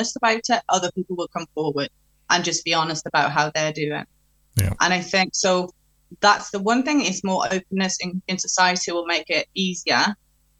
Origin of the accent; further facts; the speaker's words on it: Norway; also born or lived in England; now in United Kingdom; I'm from Norway. So when I'm in Norway, I talk to her in Norwegian.